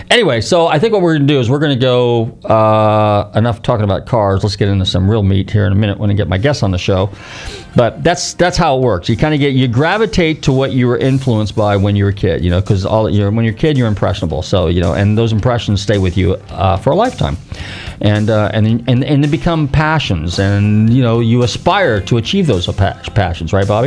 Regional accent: California, United States; 60s, growing up in Northern Cal, kind of a little rebellious.

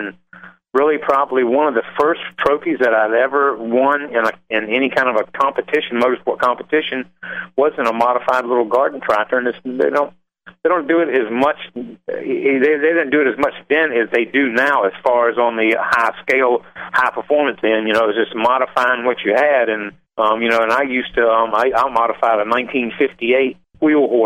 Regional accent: Chesapeake, Virginia, United States; also born or lived in North Carolina; I was born and raised in Chesapeake, Virginia

